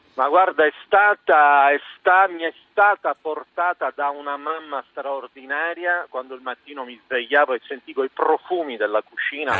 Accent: Palermo, Sicily, Italy; io sono di Palermo

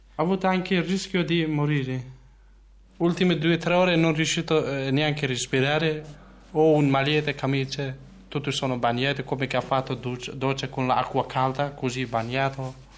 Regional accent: Kurdistan, Turkey; Italian is a second language; moved away as an adult; now in Verona, Italy; origine, origine sono curdo. Mi manca sempre, anche io prima non volevo lasciare la mia terra dove nato io.

